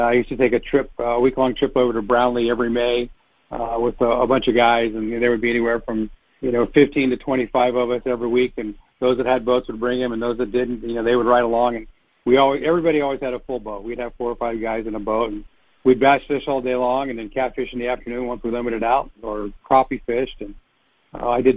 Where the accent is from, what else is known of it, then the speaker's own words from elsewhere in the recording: Ohio, United States; now in Oregon, United States; I grew up in Ohio